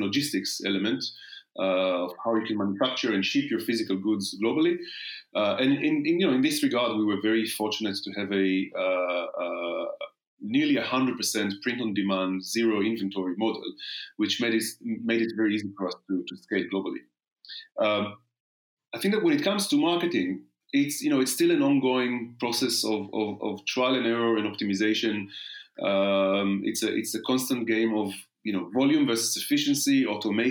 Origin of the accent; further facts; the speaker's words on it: Israel; moved away as an adult; now in London, United Kingdom; born and raised in Israel. The first 26 years, then arrived to London exactly 20